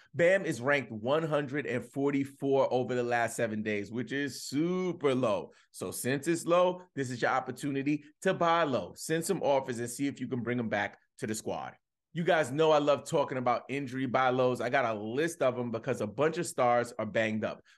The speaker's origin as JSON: {"language": "English", "region": "New York", "country": "United States", "said": "I'm a New Yorker"}